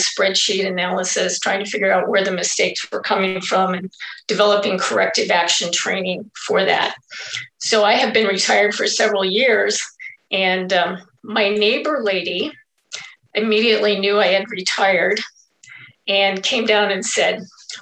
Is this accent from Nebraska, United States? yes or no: yes; Albion, Nebraska, United States; also born or lived in Wayne, Nebraska; I was born in Wayne, Nebraska, and grew up all my years in Albion from kindergarten all the way to when I graduated